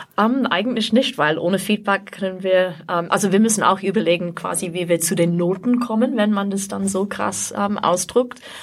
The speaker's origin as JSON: {"language": "German", "region": "England", "country": "United Kingdom", "second_language": "German", "moved": "as an adult", "lives_now": "Austria", "said": "also ich komme aus Großbritannien, aus mhm. England, aber ich wohne schon seit über 30 Jahren in Österreich insgesamt."}